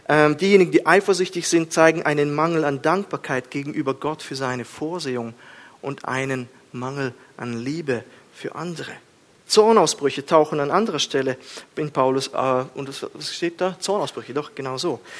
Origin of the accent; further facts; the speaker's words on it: Kazakhstan; Ich bin in Kasachstan aufgewachsen. Wir haben uns geschlagen die ganze Zeit. Hof gegen Hof und äh, Steine flogen und alles.